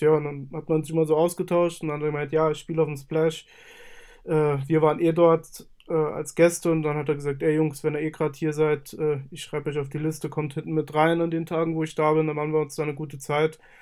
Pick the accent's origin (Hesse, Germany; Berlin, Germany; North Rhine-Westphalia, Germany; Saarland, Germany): Saarland, Germany; Ich komme aus dem Saarland und bin 27 Jahre alt.